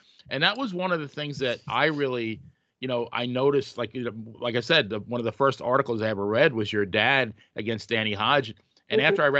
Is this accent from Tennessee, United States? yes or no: no; Long Island, New York, United States; I grew up in New York. I grew up in Long Island, New York